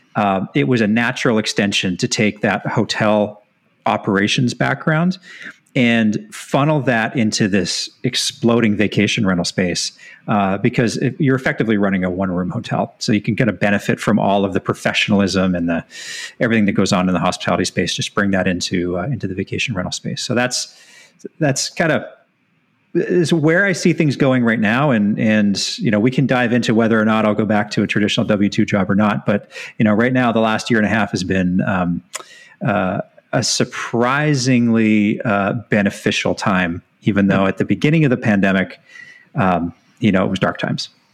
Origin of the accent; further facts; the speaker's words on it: Edmonton, Alberta, Canada; moved away as an adult; also born or lived in British Columbia / Bermuda / San Francisco / Orange County, California; I'm born and raised in Edmonton, Alberta